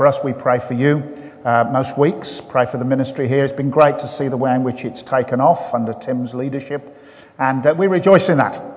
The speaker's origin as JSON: {"language": "English", "town": "Birmingham", "region": "West Midlands", "country": "United Kingdom", "accent": "Birmingham", "moved": "yes", "lives_now": "Bath, United Kingdom", "said": "I come from the beautiful city of Birmingham"}